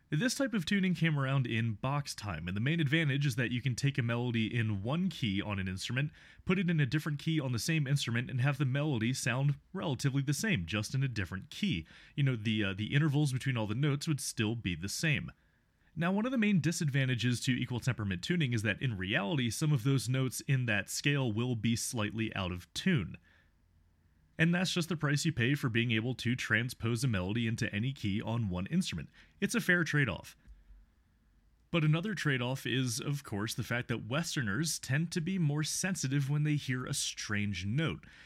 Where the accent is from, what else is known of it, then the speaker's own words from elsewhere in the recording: United States; as an American from far away